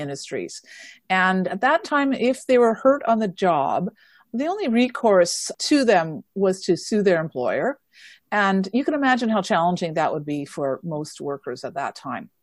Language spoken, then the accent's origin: English; Manitoba, Canada; now in British Columbia, Canada; I am originally from Manitoba